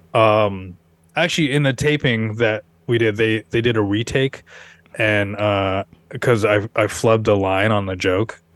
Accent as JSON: {"language": "English", "town": "Seattle", "region": "Washington", "country": "United States", "moved": "yes", "lives_now": "New York, United States", "said": "I'm from Seattle, where there's a lot of white people"}